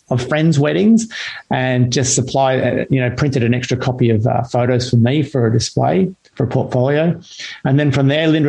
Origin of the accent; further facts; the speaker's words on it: Sydney, New South Wales, Australia; moved away as an adult; also born or lived in Canberra / Ballina; now in Central Coast, Australia; growing up in Mona Vale and before that Ballina, I learned to surf.